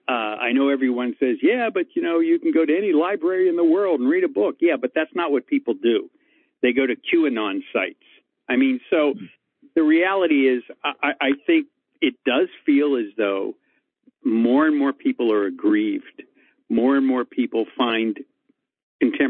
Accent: Pittsburgh, Pennsylvania, United States; moved away as an adult; also born or lived in Hollywood; now in Los Angeles, United States; I was born and raised in Pittsburgh, went to Pitt, and came out here to Hollywood

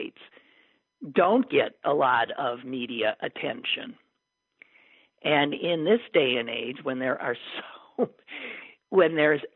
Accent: Wisconsin, United States; my home state of Wisconsin

